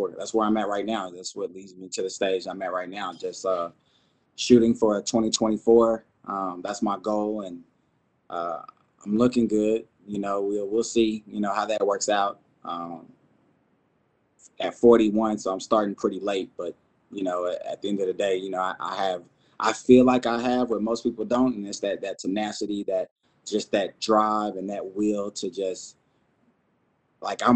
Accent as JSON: {"language": "English", "region": "Texas", "country": "United States", "moved": "as an adult", "said": "I'm originally from Texas, joined the Army in 98."}